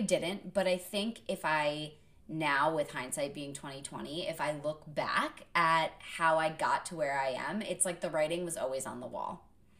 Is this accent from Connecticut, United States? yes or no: yes; Connecticut, United States; also born or lived in Vermont; growing up in Connecticut as an only child, we lived close enough to New York City that my parents could bring me in on auditions.